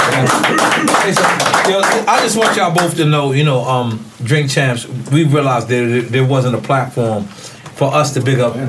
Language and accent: English; New York City, New York, United States; I'm from Queens.